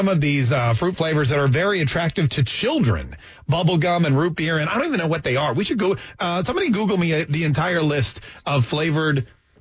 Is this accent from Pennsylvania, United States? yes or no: no; Winston-Salem, North Carolina, United States; I grew up in Winston-Salem, North Carolina